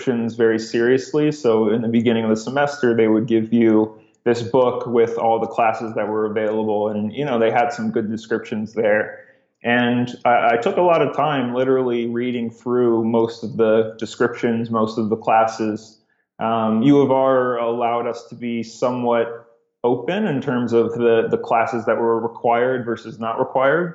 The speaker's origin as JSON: {"language": "English", "town": "Cleveland", "region": "Ohio", "country": "United States", "tie": "born or raised there", "also_born_or_lived": "Rochester, New York", "moved": "as an adult", "said": "I'm originally from Cleveland, Ohio"}